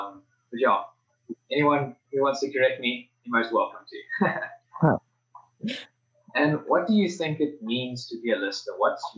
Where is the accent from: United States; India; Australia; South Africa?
South Africa; a bird that I, as a South African, have seen, but only on a farm or like the dinner table.